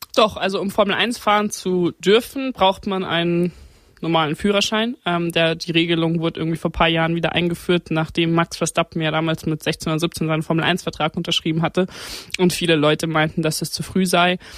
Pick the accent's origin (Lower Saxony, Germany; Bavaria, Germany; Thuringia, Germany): Bavaria, Germany; Grünwald; born or raised there